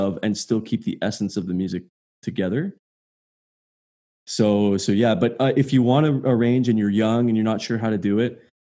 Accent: Quebec, Canada; also born or lived in Ottawa; I grew up in Quebec

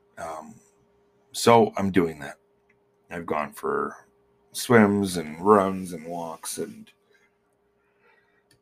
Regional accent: Manitoba, Canada; moved away; I'm from Manitoba

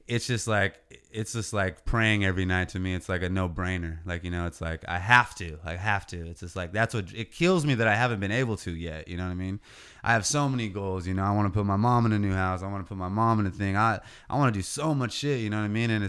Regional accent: California, United States; It's where we're from. We're from the Central Coast. We're from the 805. The 805 is fucking ten years behind still.

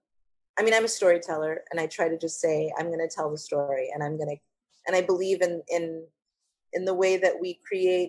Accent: Texas, United States; also born or lived in Brownsville, Texas; I was born in Brownsville in South Texas, but came here when I was five

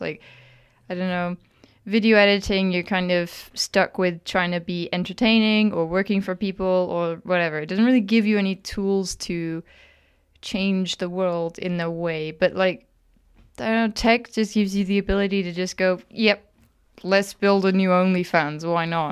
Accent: Wales, United Kingdom; moved away; I grew up in Wales.

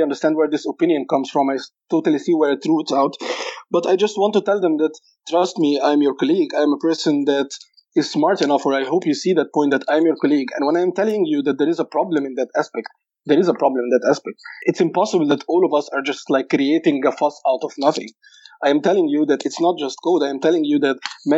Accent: Cairo, Cairo Governorate, Egypt; moved away as an adult; I grew up in Cairo in Egypt

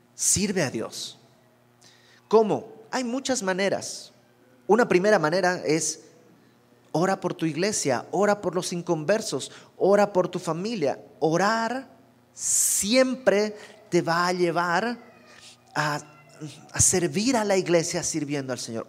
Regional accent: Santa Cruz de la Sierra, Santa Cruz, Bolivia; moved away as an adult; also born or lived in Mexico City, Mexico; yo soy de Bolivia

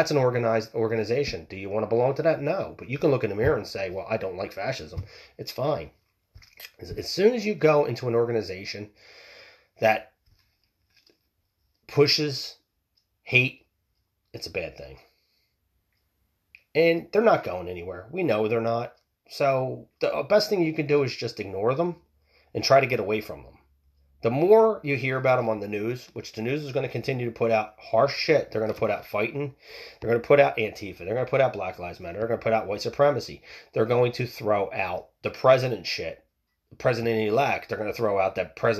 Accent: United States; us as smart American people

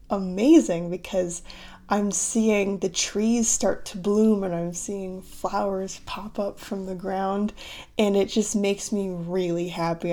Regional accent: United States; accent: American; moved away as an adult; also born or lived in Southeast Asia / Cambodia; I'm from the United States, um, in case you don't know that about me or you can't tell by my accent

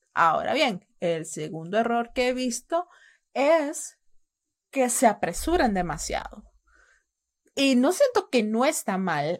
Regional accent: El Salvador; mis padres eran salvadoreños

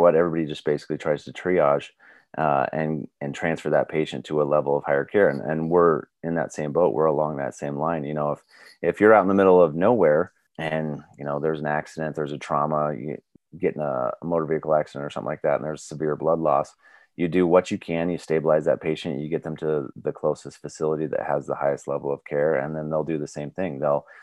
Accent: Tecumseh, Nebraska, United States; I grew up in Tecumseh, Nebraska

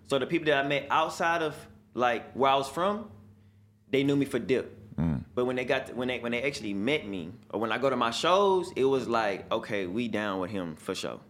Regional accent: Houston, Texas, United States; I'm from Houston

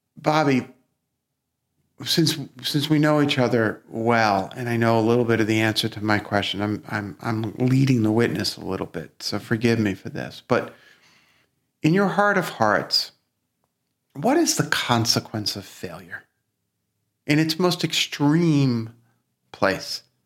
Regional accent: New York City, New York, United States; accent: Brooklyn; we actually grew up in different parts of Brooklyn

